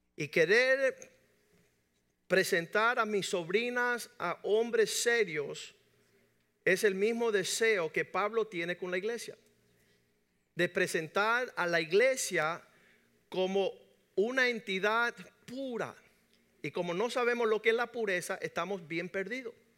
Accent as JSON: {"language": "Spanish", "country": "Cuba", "said": "nosotros que somos cubanos y latinos"}